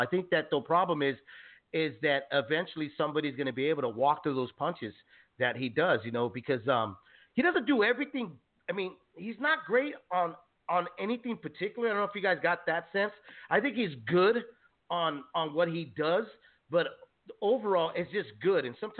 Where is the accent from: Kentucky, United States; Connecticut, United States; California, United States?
California, United States; San Jose; Salinas is so close to where I was born and raised from, San Jose, yeah, California